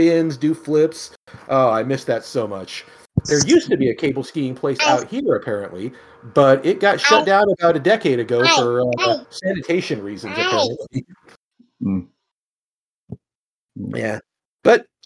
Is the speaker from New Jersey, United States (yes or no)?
no; California, United States; now in Missouri, United States; my hometown in California.